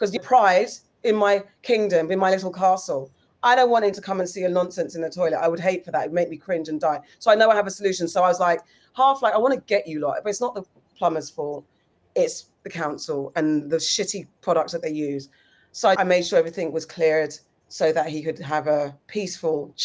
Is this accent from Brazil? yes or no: no; Ghana; as a Ghanaian, have I not cooked for you?